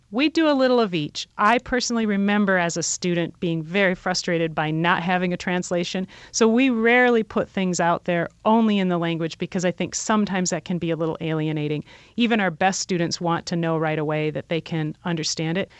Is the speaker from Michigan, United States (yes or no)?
yes; Detroit, Michigan, United States; we're native people from Detroit